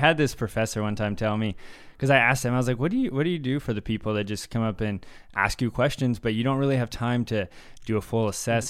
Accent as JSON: {"language": "English", "region": "Virginia", "country": "United States", "tie": "born or raised there", "said": "So I was born and raised in Virginia."}